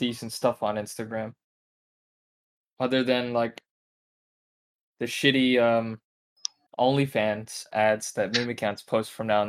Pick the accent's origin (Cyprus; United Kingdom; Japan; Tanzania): Japan; You know, you know, I'm Japanese.